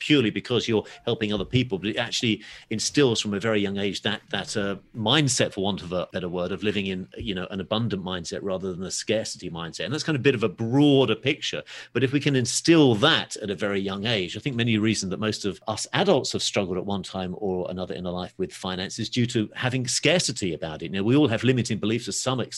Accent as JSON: {"language": "English", "region": "England", "country": "United Kingdom", "also_born_or_lived": "Los Angeles", "said": "As you might be able to tell from my accent, I'm from a little place called England."}